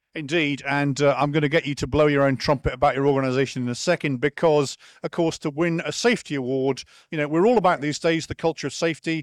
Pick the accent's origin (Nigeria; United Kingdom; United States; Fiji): United Kingdom; moved away; I'm a Brit